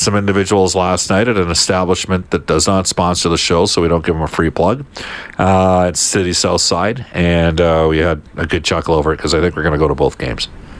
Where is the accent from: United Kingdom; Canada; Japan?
Canada; Edmonton, Alberta; I'm from Edmonton and that's my team.